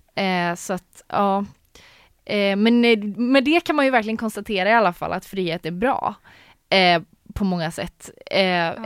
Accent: Sweden; jag är född um, i Sverige

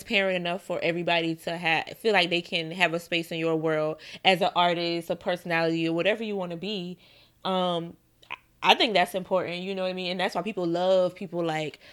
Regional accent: the South, United States; now in New York, United States; I'm from the South

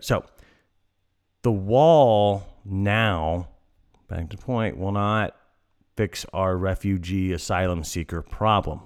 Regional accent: El Paso, Texas, United States; where I'm from El Paso

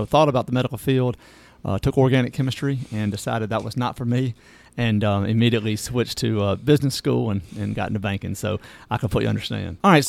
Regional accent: Natchez, Mississippi, United States; moved away; I'm born and raised in Natchez, so my family's still down there.

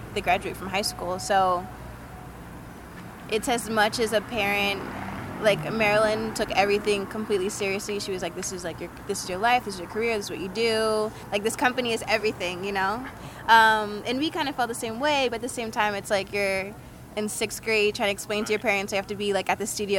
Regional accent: Columbia, Maryland, United States; moved away as an adult; now in Arizona, United States; I'm from Columbia, Maryland

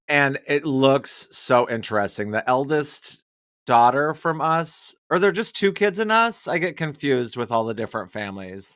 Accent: Wyoming, United States; I'm from Wyoming

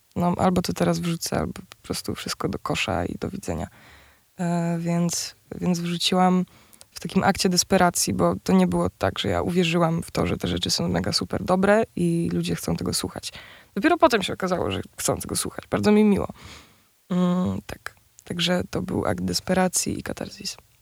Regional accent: near Częstochowa, Silesian Voivodeship, Poland; now in Warsaw, Poland; jesteśmy obie z Częstochowy, spod Częstochowy w sumie

